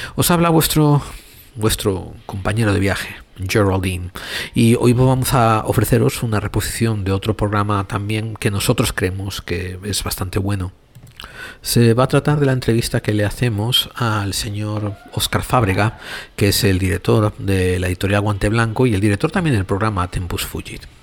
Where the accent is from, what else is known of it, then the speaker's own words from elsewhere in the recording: Spain; moved away as an adult; also born or lived in United States; Yo nací en España a finales de los años sesenta o principios de los setenta, dependiendo a qué le preguntes. Y me crié a finales de la dictadura en España